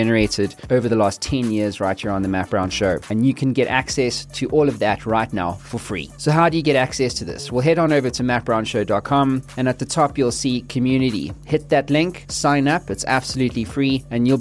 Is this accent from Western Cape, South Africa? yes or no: yes; Cape Town, Western Cape, South Africa; moved away; I'm from Cape Town originally. So I grew up literally on the beach all the time.